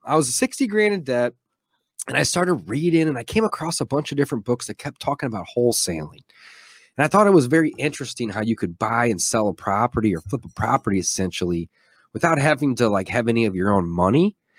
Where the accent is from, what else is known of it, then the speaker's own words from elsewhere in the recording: St. Louis, Missouri, United States; also born or lived in Columbia, Missouri; I'm from Saint Louis, Missouri, was born and raised here